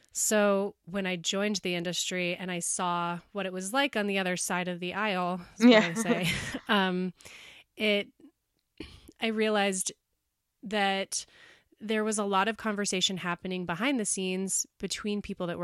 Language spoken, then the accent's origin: English; Bozeman, Montana, United States; I grew up here in Bozeman